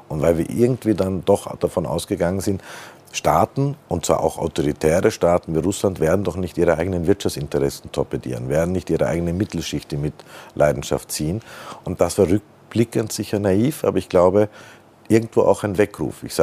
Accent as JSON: {"language": "German", "country": "Austria", "said": "Das sind wir äh, Österreicher bei Gott kein Einzelfall."}